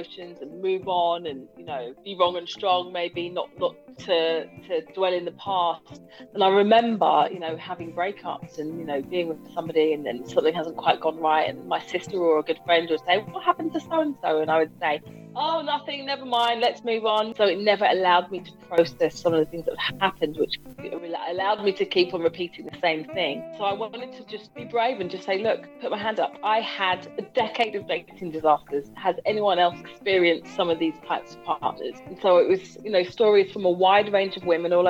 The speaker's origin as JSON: {"language": "English", "town": "Hounslow", "region": "London", "country": "United Kingdom", "tie": "born or raised there", "also_born_or_lived": "Hammersmith", "moved": "as an adult", "lives_now": "South East London, United Kingdom", "said": "I was born in Hammersmith. I grew up in Hounslow."}